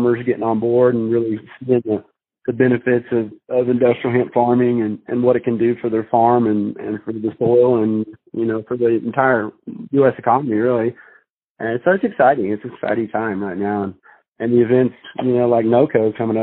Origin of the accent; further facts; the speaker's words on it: Colorado, United States; I grew up in Colorado